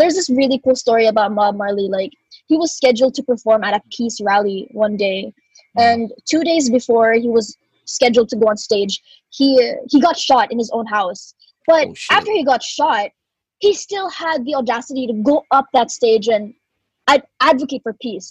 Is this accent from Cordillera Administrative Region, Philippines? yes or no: no; Cebu, Central Visayas, Philippines; born or raised there; also born or lived in Sydney, Australia / Manila